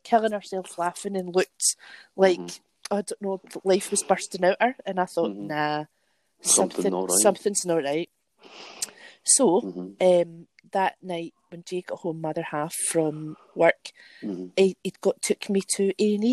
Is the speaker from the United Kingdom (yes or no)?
yes; Glasgow, Scotland, United Kingdom; I'm from Glasgow in the Knightswood area.